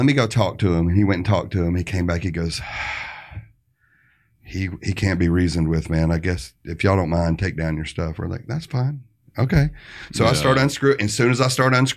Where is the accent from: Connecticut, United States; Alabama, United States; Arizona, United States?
Alabama, United States; we're from Alabama